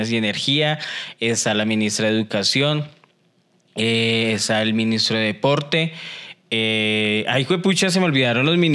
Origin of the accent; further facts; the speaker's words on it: Colombia; la cultura autóctona de Colombia